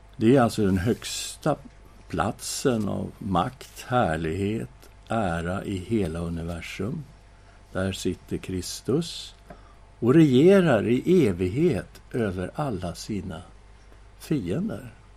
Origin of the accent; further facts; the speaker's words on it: Sweden; vi är ju svenskar